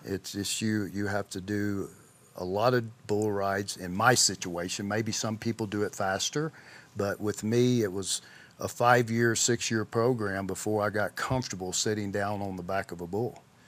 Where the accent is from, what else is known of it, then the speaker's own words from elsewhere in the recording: McGehee, Arkansas, United States; grew up in a small town in Southeast Arkansas that was, name was McGee, Arkansas